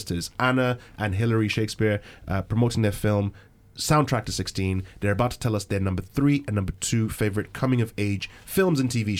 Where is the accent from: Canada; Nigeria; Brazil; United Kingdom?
Nigeria; moved away; growing up back in Nigeria